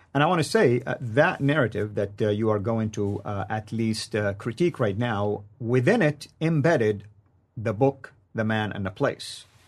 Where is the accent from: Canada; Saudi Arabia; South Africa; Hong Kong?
Saudi Arabia; near Mecca, Makkah Province; I grew up near Mecca